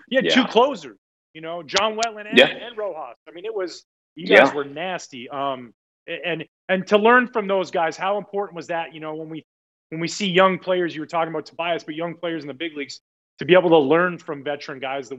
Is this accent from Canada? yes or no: yes; Canada; being a Canadian, I'd get up on Saturday mornings, watch the French channel and watch those Saturday afternoon games.